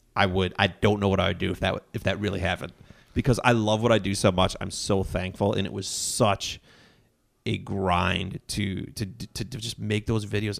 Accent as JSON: {"language": "English", "town": "Grafton", "region": "Wisconsin", "country": "United States", "tie": "born or raised there", "also_born_or_lived": "Menomonee Falls, Wisconsin / Thiensville, Wisconsin / Brown Deer, Wisconsin / Milwaukee, Wisconsin", "said": "grew up in Grafton, Wisconsin"}